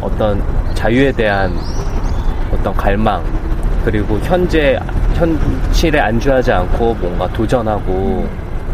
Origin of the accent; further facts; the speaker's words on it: Seoul, South Korea; 저는 서울 중랑구에서 태어난